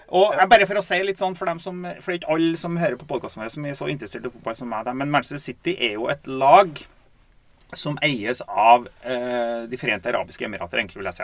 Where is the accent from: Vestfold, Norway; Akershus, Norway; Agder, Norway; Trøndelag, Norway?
Trøndelag, Norway; Steinkjer; vi har vokst opp i Steinkjer.